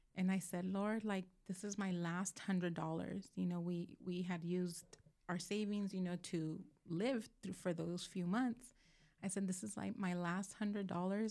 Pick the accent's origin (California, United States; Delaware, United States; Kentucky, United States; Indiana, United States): California, United States; Moreno Valley; also born or lived in Los Angeles County, California; I grew up in South Dalmani until, which is L A County, wi-, until I was, like, eleven, and then the rest of my life I've lived in Moreno